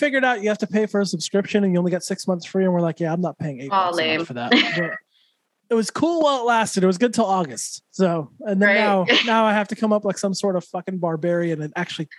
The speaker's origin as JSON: {"language": "English", "town": "Santa Fe", "region": "New Mexico", "country": "United States", "tie": "born or raised there", "moved": "as an adult", "lives_now": "California, United States", "said": "growing up in New Mexico, mostly Hispanic people, right?"}